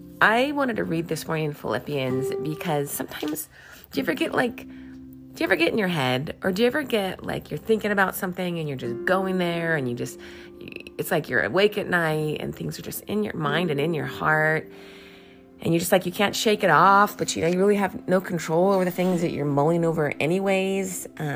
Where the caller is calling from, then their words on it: California, United States; I'm calling you from California.